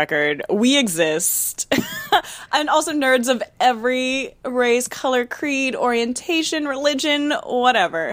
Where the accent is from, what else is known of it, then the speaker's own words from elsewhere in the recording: Virginia, United States; moved away as an adult; also born or lived in North Carolina; now in New York City, United States; I am from Virginia, born and raised American from Virginia